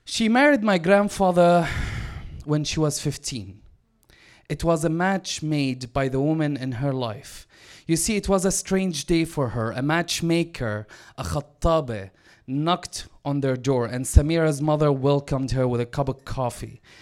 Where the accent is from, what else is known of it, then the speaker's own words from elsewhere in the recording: Damascus, Damascus Governorate, Syria; now in Vancouver, Canada; I was born and raised in Damascus.